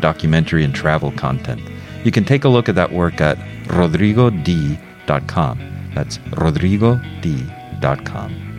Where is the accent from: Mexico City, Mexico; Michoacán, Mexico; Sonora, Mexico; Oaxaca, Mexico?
Mexico City, Mexico; moved away as an adult; also born or lived in New York City; now in United States; I was raised in Mexico City. I was born in New York City, but my mother and father moved to Mexico City when I was two